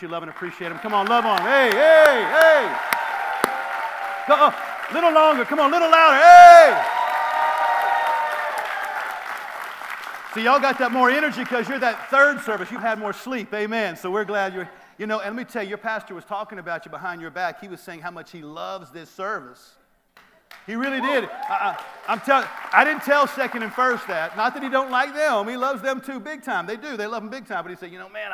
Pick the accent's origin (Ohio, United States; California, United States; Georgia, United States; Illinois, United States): Georgia, United States; Atlanta; I'm from Atlanta, so we like to talk to one another in church.